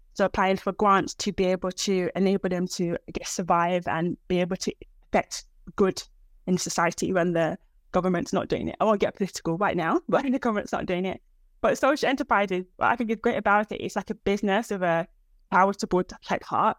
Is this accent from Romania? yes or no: no; United Kingdom; also born or lived in Nigeria; I'm actually African, I'm British Nigerian.